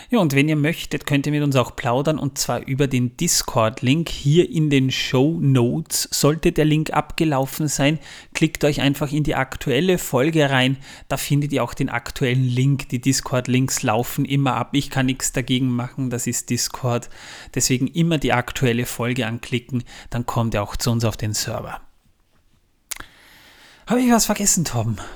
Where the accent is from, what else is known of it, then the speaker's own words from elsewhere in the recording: Austria; Gerade mal 6 Prozent aus Österreich, das ist meine Heimat, das ist eigentlich schon fast schmerzhaft